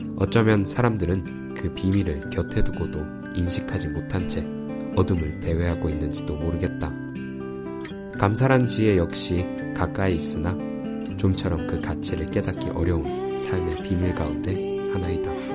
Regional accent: Texas, United States; now in Berkeley, United States; 제가 텍사스에서 왔거든요

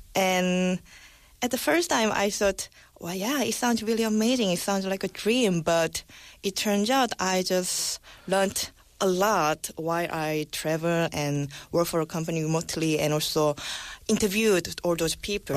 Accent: South Korea; now I'm back to my home country

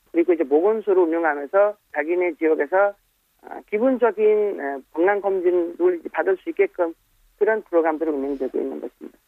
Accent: Nepal; Korean is a second language; also born or lived in South Korea; 네팔에서 여기 와서 좀 일하고 그때 겪어본 여러 가지 일도 어떻게 다시 귀국한 후에 네팔에서

